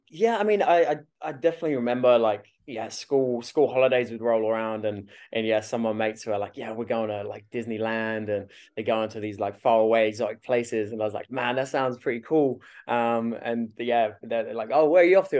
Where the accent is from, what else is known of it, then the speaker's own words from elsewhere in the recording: West Malling, South East England, United Kingdom; moved away as an adult; also born or lived in Australia; I'm from Kent.